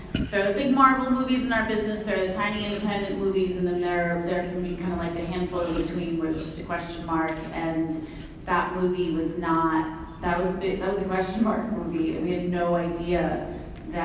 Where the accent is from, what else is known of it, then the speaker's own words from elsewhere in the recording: Watertown, Massachusetts, United States; we were growing up in Watertown, outside of Boston